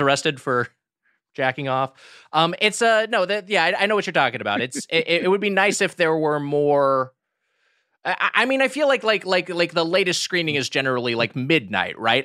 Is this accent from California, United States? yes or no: yes; California, United States; I'm from California